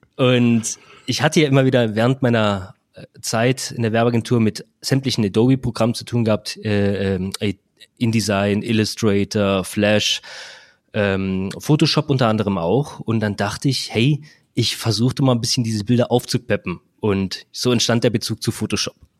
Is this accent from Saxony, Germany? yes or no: no; Black Forest, Baden-Württemberg, Germany; Ich komme aus dem Schwarzwald